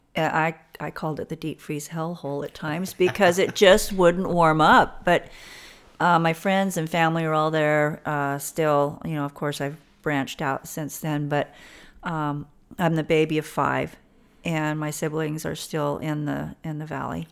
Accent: Alamosa, Colorado, United States; born and raised in Southern Colorado in a little, um, high mountain valley town, Alamosa, Colorado

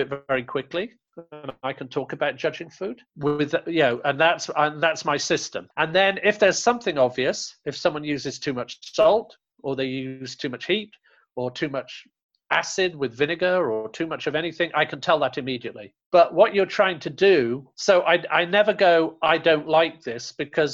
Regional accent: the north of England, United Kingdom; accent: English; moved away as an adult; now in Los Angeles, United States; coming from the north of England to Los Angeles

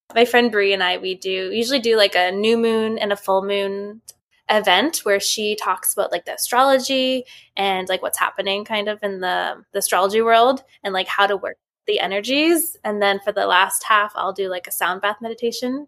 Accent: Vancouver, British Columbia, Canada; I'm from Vancouver, B C

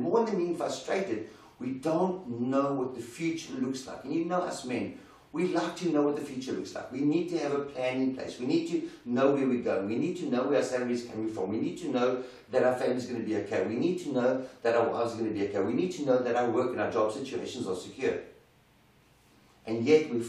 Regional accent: South Africa; As South African men

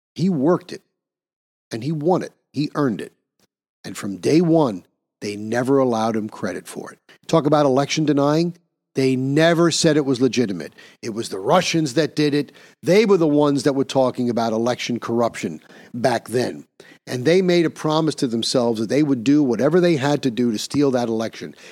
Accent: New York, United States; my home state of New York

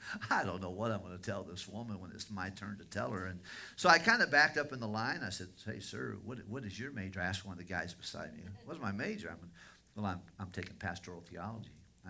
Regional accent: Tennessee, United States; She was from Massachusetts, and I was from Tennessee

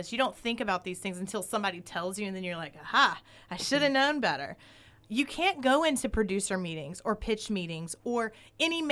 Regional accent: the South, United States; also born or lived in New York; now in Sherman Oaks, United States; I grew up in the South around a lot of racism

